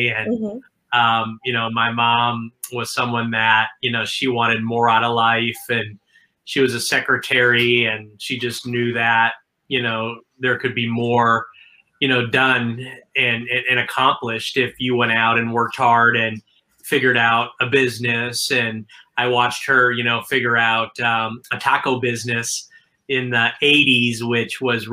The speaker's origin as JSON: {"language": "English", "town": "Milwaukee", "region": "Wisconsin", "country": "United States", "tie": "born or raised there", "said": "I'm originally from Milwaukee, Wisconsin"}